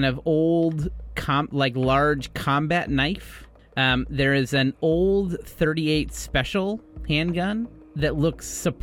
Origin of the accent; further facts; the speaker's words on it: Midwest, United States; As a Midwesterner